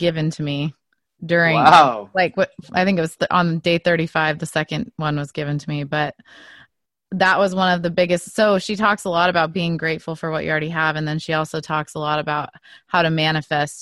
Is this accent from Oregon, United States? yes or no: yes; Oregon, United States; I was born here, but my whole family is from Switzerland. So I actually live just outside of where I grew up. Is this little, it's a little town in Oregon that was all settled by Swiss people